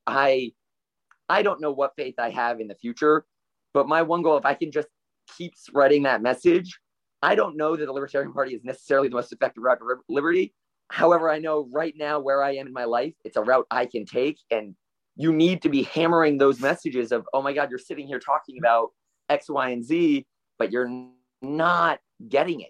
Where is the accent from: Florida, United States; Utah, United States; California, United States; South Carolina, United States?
Florida, United States; Stuart; also born or lived in Fort Worth, Texas; I was born and raised in the happiest seaside town of America, Stuart, Florida